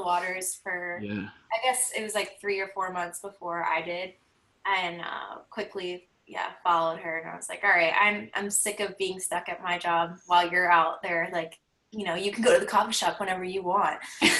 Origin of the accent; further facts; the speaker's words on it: Philadelphia, Pennsylvania, United States; moved away as an adult; now in San Diego, United States; And I'm originally from Philadelphia, though. I grew up on the East Coast and moved out here after college